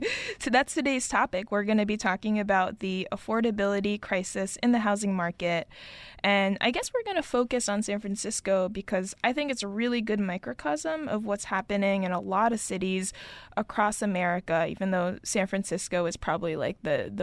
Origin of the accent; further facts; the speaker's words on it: Tokyo, Japan; of Bloomberg News, joining from my hometown of Tokyo.